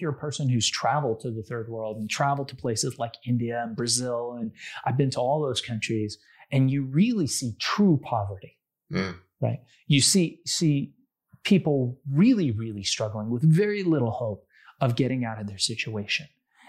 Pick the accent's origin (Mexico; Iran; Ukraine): Iran; now in United States; my family, we came from a third world country. We came from Iran.